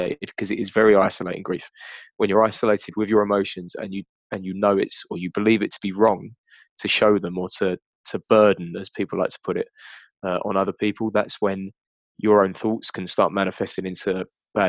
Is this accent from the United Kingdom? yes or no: yes; United Kingdom